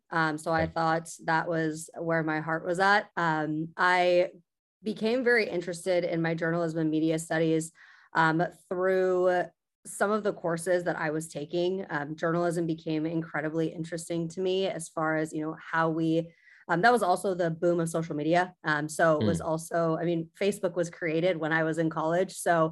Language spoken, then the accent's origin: English; Sacramento, California, United States; No, I'm actually from Sacramento. So I'm born and raised in Northern California.